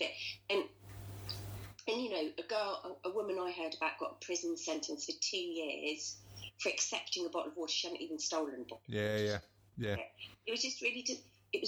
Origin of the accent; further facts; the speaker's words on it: London, United Kingdom; We're from Deptford, lovely Deptford in southeast London